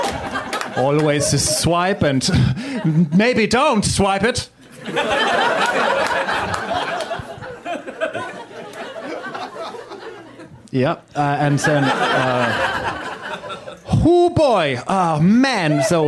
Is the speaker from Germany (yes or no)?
yes; Germany; I'm from Germany